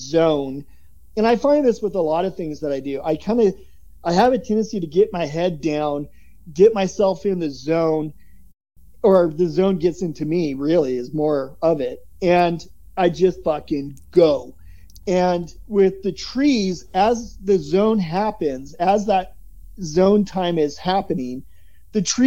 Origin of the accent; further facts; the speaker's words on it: Oregon, United States; moved away; also born or lived in Florida; growing up in Oregon